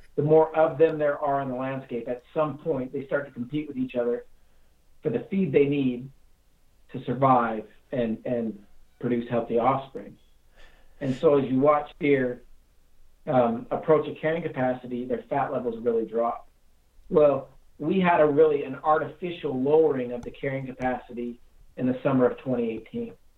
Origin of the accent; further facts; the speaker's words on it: Castle Dale, Utah, United States; I grew up in Castledale, Utah